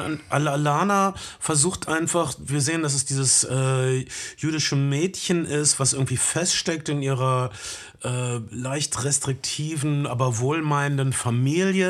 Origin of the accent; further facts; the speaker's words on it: North Rhine-Westphalia, Germany; bei uns in Ostwestfalen